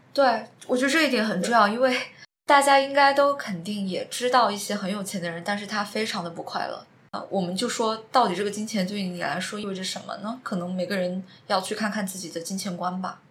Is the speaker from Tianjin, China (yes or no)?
no; Chongqing, China; moved away as an adult; also born or lived in Singapore; 我是在新加坡，然后回到了重庆。我是在苏州。相当于我们两个现在都是在重庆。对重庆是我们的家乡